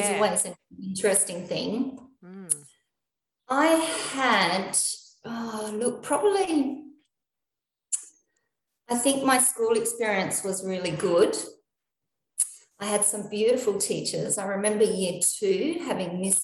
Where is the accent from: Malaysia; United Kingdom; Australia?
Australia; Adelaide, South Australia; also born or lived in Elizabeth, South Australia / Hillbank, South Australia; now in Melbourne, Australia; I'm actually not from Melbourne, so I'm from Adelaide. So I was born in the Lyell McEwen Hospital, which is in Elizabeth in South Australia.